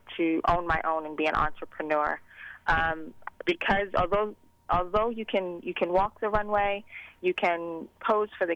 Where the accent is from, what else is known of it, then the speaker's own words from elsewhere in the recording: Baltimore, Maryland, United States; I'm from Baltimore, Maryland